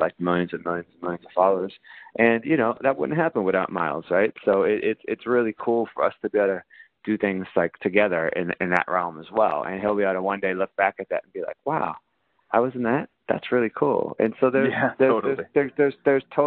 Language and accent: English; Ohio, United States; moved away as an adult; now in New York, United States; the job market where I grew up in Ohio sucked